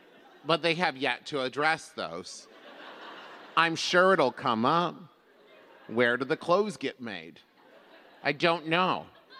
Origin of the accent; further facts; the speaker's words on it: Cincinnati, Ohio, United States; I'm from Cincinnati.